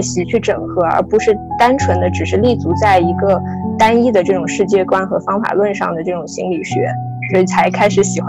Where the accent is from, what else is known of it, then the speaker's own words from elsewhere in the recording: Southwest China, China; 我从小是出生在那个中国的就是西南地区，它相对是一个也是比较受这种小乘佛教所影响的一个一个区域